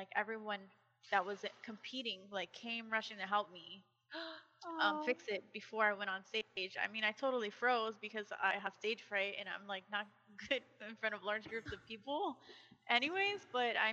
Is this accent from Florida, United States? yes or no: yes; Miami, Florida, United States; I'm from Miami, mm-hmm. Florida